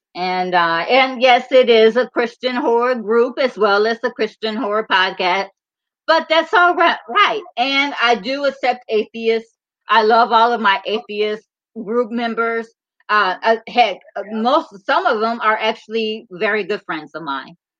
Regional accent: Michigan, United States; we are we're both from Michigan

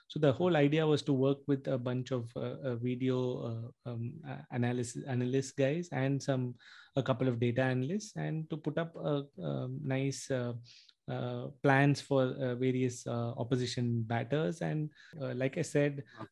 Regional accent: Chennai, Tamil Nadu, India; it was in my hometown, it was in Chennai, I was living at home

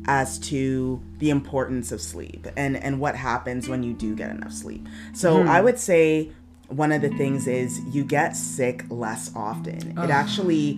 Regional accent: Canada; we are Canadian, but our lifestyles are very much like Americans

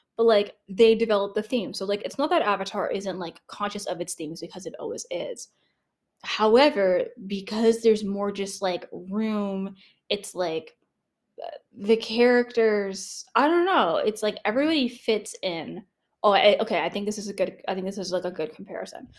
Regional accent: Canada; I'm Canadian

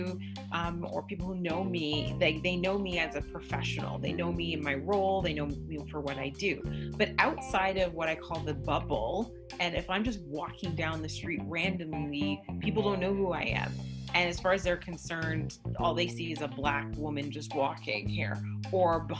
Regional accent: Canada; I'm from Canada.

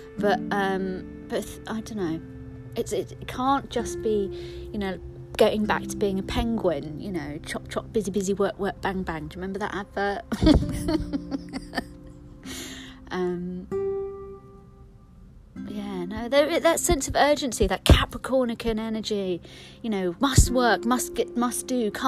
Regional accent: London, United Kingdom; I'm from London. I'm from West London

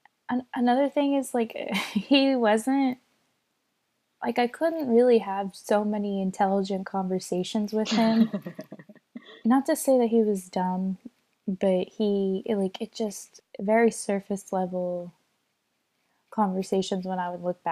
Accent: Japan; I mean, like I grew up in Japan for 9 years, you know?

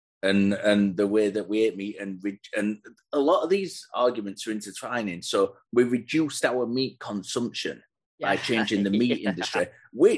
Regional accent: United Kingdom; being British

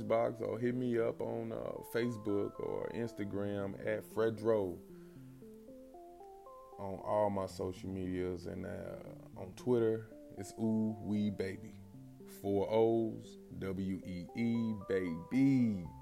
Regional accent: St. Louis, Missouri, United States; also born or lived in Tennessee; now in Tulsa, United States; I'm from St. Louis, mostly raised, born in Tennessee

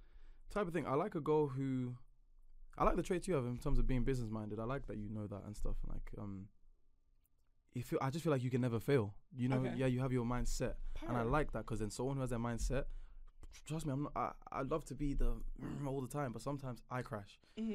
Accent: Nigeria; So, first and foremost, Nigerian girls, because I'm Nigerian, so that's what I know.

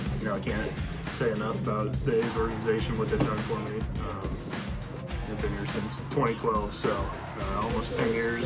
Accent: Atlanta, Georgia, United States; moved away; Obviously, I know Atlanta is an amazing place, World Series champs, my hometown, so.

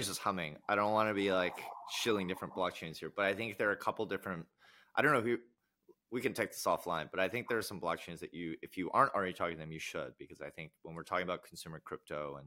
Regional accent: United States; I can speak as an American, in the US at least

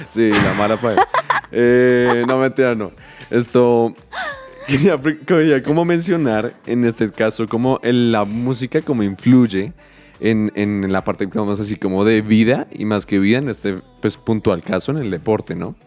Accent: Colombia

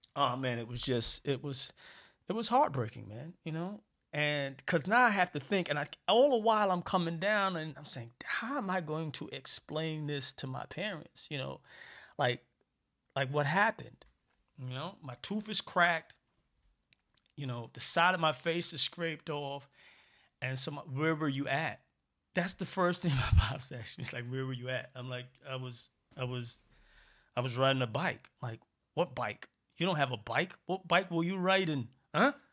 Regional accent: New York City, New York, United States; also born or lived in Barbados; I grew up in Brooklyn, for those of you who don't know. Born in Barbados, came to Brooklyn when I was, like, three years

